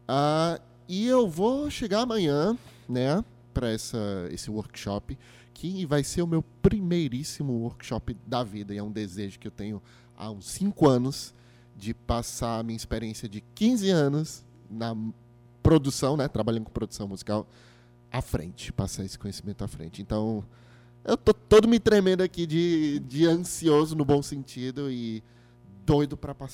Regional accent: Fortaleza, Ceará, Brazil; Pronto, Fortaleza.

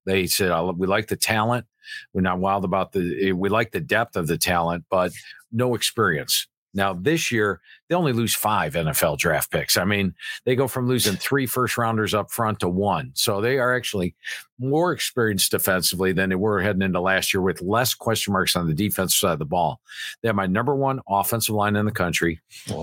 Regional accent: Cleveland, Ohio, United States; Cleveland, Ohio, born and bred

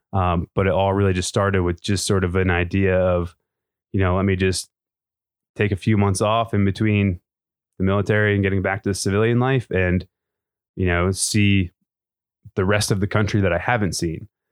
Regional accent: Maine, United States; moved away as an adult; I'm from Maine originally. That's where I grew up

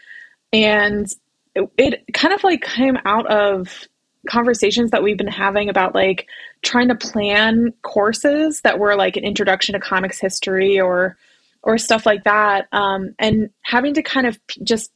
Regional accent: Columbus, Ohio, United States; moved away as an adult; also born or lived in Chicago; I'm from Columbus, Ohio. So I was kind of going back and forth between Columbus and Chicago.

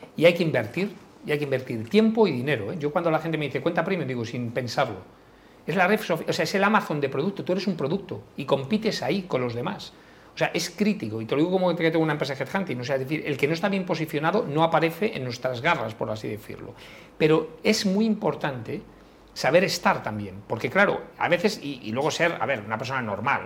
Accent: Galicia, Spain; yo como familia gallega, pues en Galicia es muy típico que cuando vas a tomarte algo paga uno

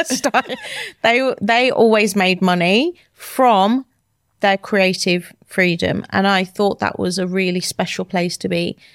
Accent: Wolverhampton, West Midlands, United Kingdom; moved away as an adult; now in London, United Kingdom; I'm from Wolverhampton, a small town in the U K.

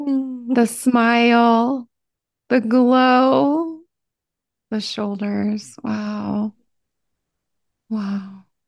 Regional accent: Ohio, United States; I came from Appalachia. I came from Southern Ohio. But Southern Ohio and Appalachia are two different things.

